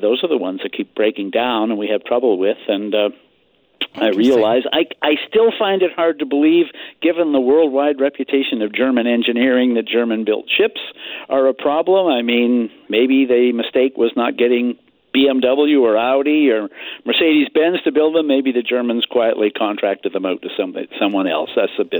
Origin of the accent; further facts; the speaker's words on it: British Columbia, Canada; as a British Columbian